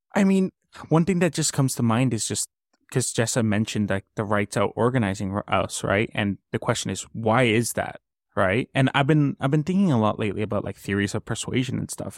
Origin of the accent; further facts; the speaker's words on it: Colombia; now in Canada; I come from Colombia